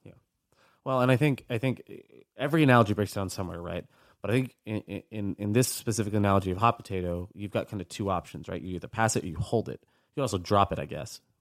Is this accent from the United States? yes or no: yes; United States; I was born in the States, never been over there, never spoken Spanish, but, like, my family is Cuban.